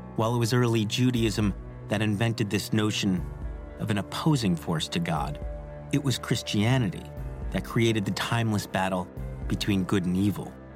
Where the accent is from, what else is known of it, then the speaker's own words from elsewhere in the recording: New York City, New York, United States; Growing up in Staten Island